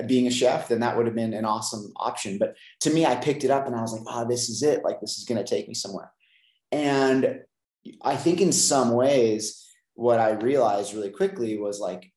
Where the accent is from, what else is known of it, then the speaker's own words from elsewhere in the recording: San Luis Obispo, California, United States; I grew up in Central California, San Luis Obispo area